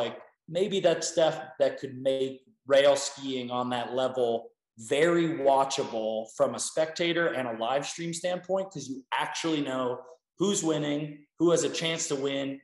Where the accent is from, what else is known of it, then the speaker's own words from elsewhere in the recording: Pittsburgh, Pennsylvania, United States; moved away as an adult; also born or lived in Salt Lake City, Utah; born and raised in Pittsburgh, Pennsylvania, grew up rail skiing out there, moved to Salt Lake to go to school at the University of Utah